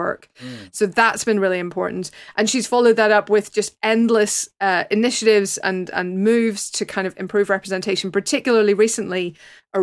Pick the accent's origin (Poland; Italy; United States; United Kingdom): United Kingdom; Northern Ireland; my particular background as a Northern Irish Catholic